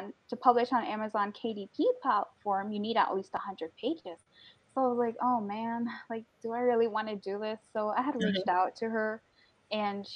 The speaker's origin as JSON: {"language": "English", "country": "Guyana", "said": "I'm Guyanese, so I come from the Caribbean and West Indian community"}